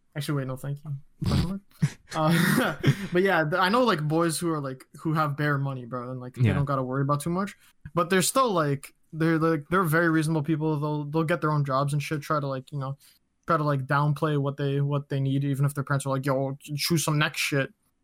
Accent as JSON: {"language": "English", "region": "Ontario", "country": "Canada", "said": "I'm from Ontario."}